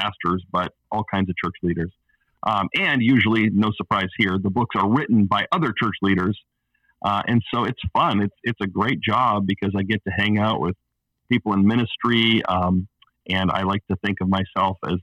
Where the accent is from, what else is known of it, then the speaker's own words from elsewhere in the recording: Alberta, Canada; moved away as an adult; also born or lived in Los Angeles, United States / Pasadena, United States / Orlando, United States / Chicago, United States; now in Portland, United States; I'm Canadian originally, grew up, born and raised in Alberta, Canada.